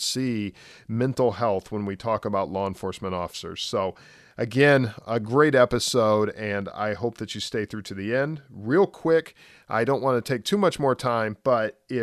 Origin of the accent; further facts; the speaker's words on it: Indiana, United States; now in Florida, United States; Well, being in Florida, I've picked up saying soda, but I'm from Indiana originally.